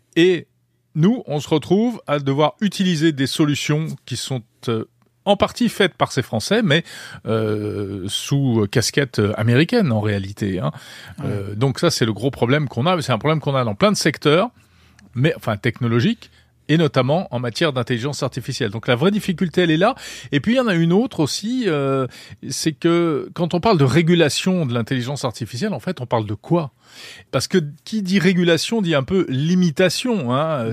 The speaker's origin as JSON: {"language": "French", "country": "France"}